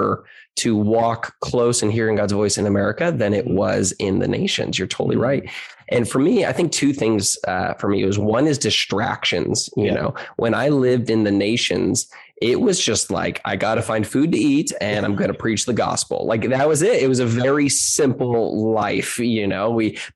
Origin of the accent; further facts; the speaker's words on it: San Diego, California, United States; I currently live in San Diego, California, you know, cause the Lord's called me here and for now